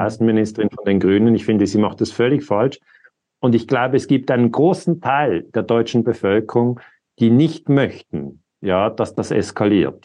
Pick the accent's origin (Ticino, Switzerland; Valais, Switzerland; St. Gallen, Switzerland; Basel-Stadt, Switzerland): Ticino, Switzerland; Lugano; ich bin in Lugano geboren. Das heißt, ich, ich gehöre eigentlich einer Sprachminderheit an.